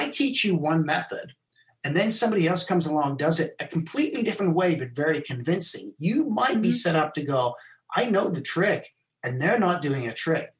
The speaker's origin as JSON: {"language": "English", "country": "South Africa", "tie": "born or raised there", "also_born_or_lived": "England", "said": "I was born in England. I left when I was nine. I went to South Africa."}